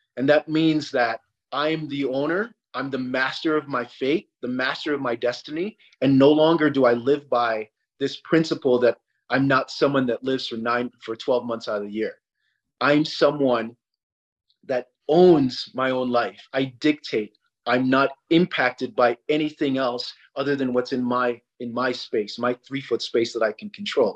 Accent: Sierra Leone; moved away; I'm from Africa. I'm from Sierra Leone, which is on the equator

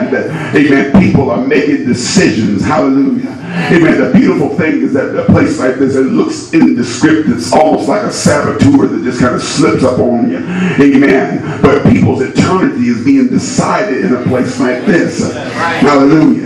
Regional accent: Indiana, United States; I'm from Indiana

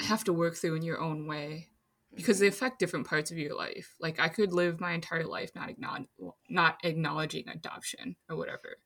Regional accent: Minnesota, United States; also born or lived in China; I grew up in Minnesota

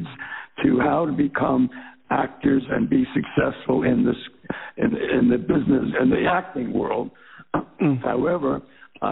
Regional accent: New York, United States; moved away as an adult; also born or lived in Philadelphia; I'm from New York.

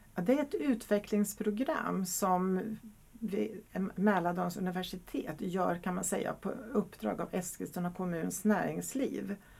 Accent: Hungary; now in Sweden; jag kommer faktiskt från Ungern och så är jag gift med en holländare

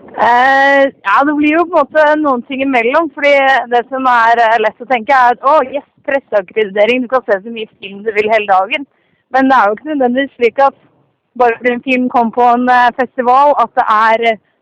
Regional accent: Oslo, Norway; moved away as an adult; now in Trondheim, Norway; jeg er, fra Oslo, så jeg er en Oslo-mann, men jeg har bodd i den byen her i fire og et halvt år nå.

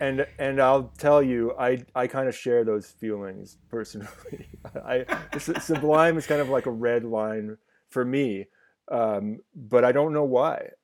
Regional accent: Ottawa, Ontario, Canada; growing up in Ottawa in the nineties

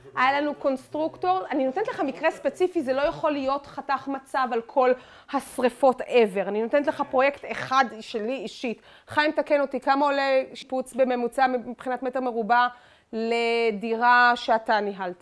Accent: Tel Aviv, Tel Aviv District, Israel; אני תל אביבית

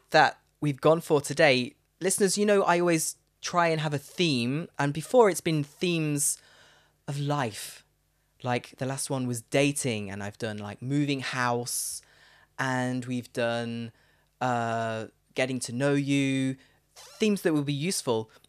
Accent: Leicester, East Midlands, United Kingdom

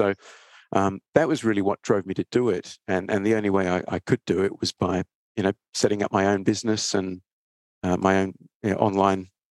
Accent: Perth, Western Australia, Australia; also born or lived in Sydney; I grew up in Perth. Well, went to high school and university in Perth, Western Australia, and then kind of made my career in Sydney.

